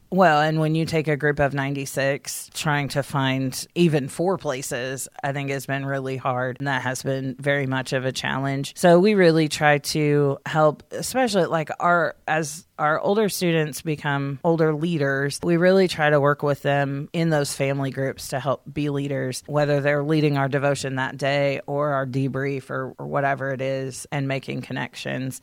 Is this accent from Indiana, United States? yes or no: yes; Columbus, Indiana, United States; also born or lived in Hayden, Indiana; We both grew up pretty much in Columbus.